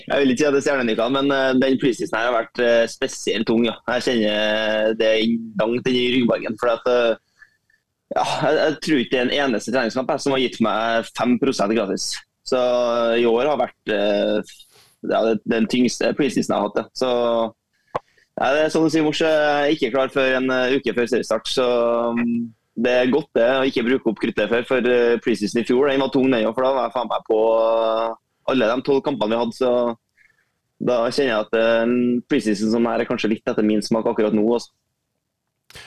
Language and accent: Norwegian; Trøndelag, Norway; som trønder så er jeg oppvokst